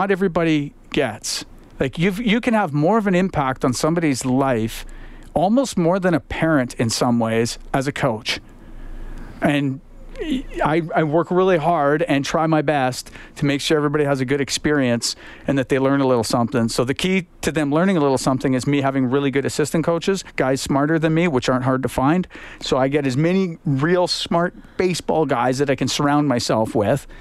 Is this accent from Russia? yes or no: no; Edmonton, Alberta, Canada; played baseball growing up in Northeast Edmonton